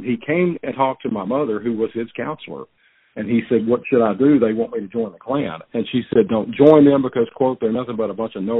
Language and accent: English; Baton Rouge, Louisiana, United States; out east of where I grew up in Baton Rouge, out in Livingston Parish.